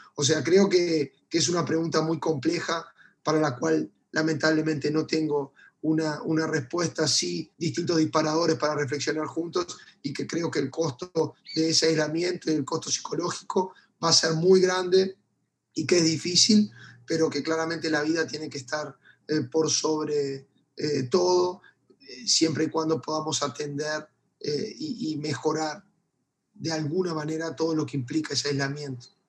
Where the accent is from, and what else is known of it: Uruguay